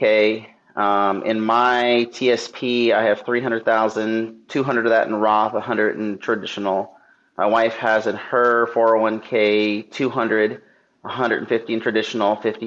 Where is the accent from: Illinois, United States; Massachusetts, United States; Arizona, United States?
Arizona, United States; Phoenix; moved away; also born or lived in Flagstaff, Arizona; I'm from Phoenix